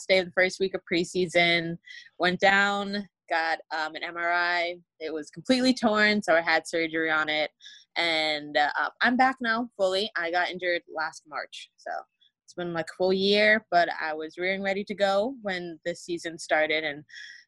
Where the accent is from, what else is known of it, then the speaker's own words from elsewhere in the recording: South Florida, United States; moved away as an adult; I grew up in Florida